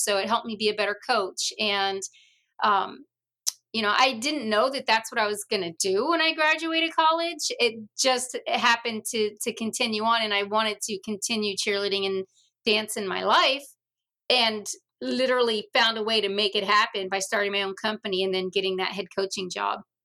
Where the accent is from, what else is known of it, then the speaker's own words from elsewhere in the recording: Virginia, United States; I grew up in Virginia, and we had the mosquito man.